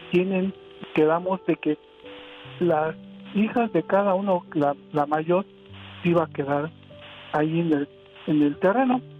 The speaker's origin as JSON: {"language": "Spanish", "region": "Mexico City", "country": "Mexico", "lives_now": "Colorado, United States", "said": "Este, yo soy el hermano mayor, estoy aquí en Colorado y soy de la Ciudad de México."}